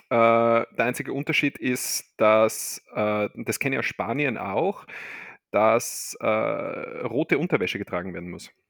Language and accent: German; Argentina; gehen wir in mein Heimatland, Argentinien.